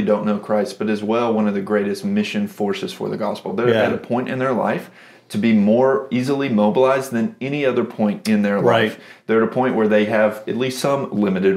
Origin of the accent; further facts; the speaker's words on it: near Asheville, Western North Carolina, United States; moved away as an adult; now in Virginia, United States; I'm from Western North Carolina near like the Asheville area